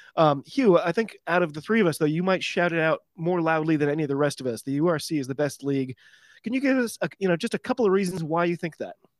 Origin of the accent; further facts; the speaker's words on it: United States; I'm an American rugby fan